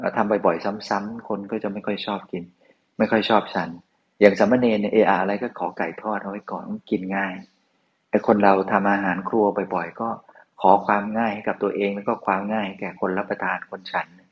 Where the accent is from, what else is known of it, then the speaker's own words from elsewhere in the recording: Northern Thailand, Thailand; หลวงพี่เป็นคนเหนือนะ